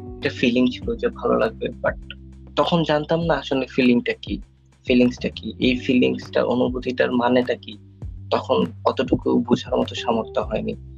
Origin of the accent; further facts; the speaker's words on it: Noakhali, Chittagong Division, Bangladesh; moved away as an adult; now in Dhaka, Bangladesh; আমাদের যে নোয়াখালী আমি যেখানে থেকে বিলং করি আমাদের হোম টাউন যেখানে সেখানে যে সদর মানে যে মেইন টাউনটা হয় ওইখানে আমার ছোটবেলাটা ওখানে